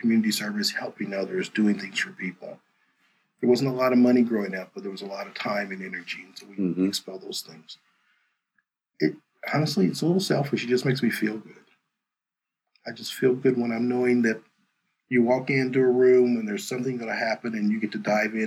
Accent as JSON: {"language": "English", "region": "Kentucky", "country": "United States", "tie": "born or raised there", "moved": "as an adult", "lives_now": "Lincoln, United States", "said": "I grew up in Kentucky."}